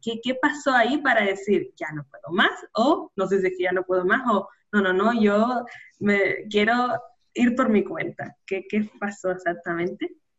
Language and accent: Spanish; Canary Islands, Spain; nacida en Canarias